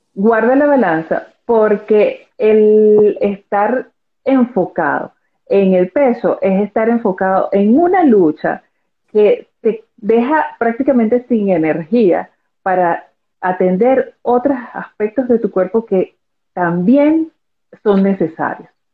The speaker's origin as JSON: {"language": "Spanish", "country": "Venezuela", "said": "soy venezolana"}